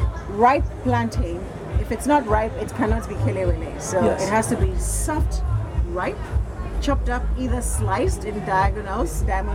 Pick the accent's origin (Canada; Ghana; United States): Ghana; I was born in Ghana.